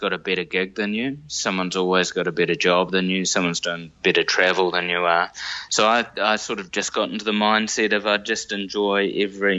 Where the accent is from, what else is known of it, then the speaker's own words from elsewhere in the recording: Wellington, New Zealand; I was born in Wellington and grew up in Wadestown, which is a sort of close-ish to the city suburb.